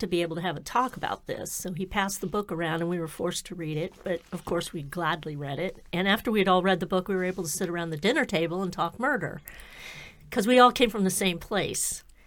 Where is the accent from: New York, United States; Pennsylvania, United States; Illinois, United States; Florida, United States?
Florida, United States; now in Massachusetts, United States; I'm from Florida, so, yeah, here I live in Massachusetts now